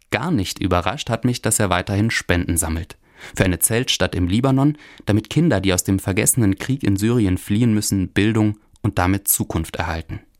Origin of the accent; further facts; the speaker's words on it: Hunsrück, Rhineland-Palatinate, Germany; Anfang Oktober war Herbstmarkt in meinem Heimatdorf im Hunsrück.